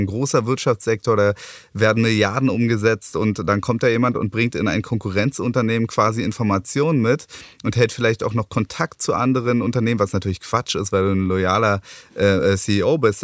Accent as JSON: {"language": "German", "region": "Berlin", "country": "Germany", "tie": "born or raised there", "said": "Ich bin eben Ur-Berliner"}